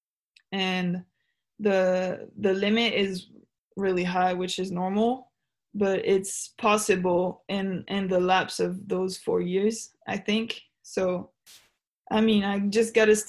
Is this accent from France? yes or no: no; Switzerland; moved away as an adult; now in United States; I'm from Switzerland, I'm so far away from my home